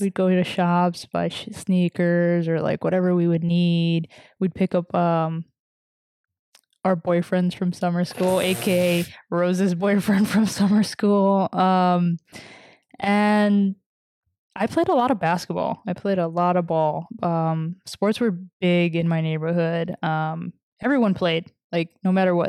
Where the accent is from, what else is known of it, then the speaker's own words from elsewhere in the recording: New York City, New York, United States; moved away; I grew up in Washington Heights